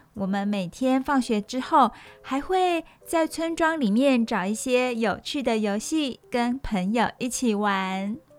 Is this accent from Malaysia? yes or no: no; Taiwan; 有可能我们台湾人没有尝试过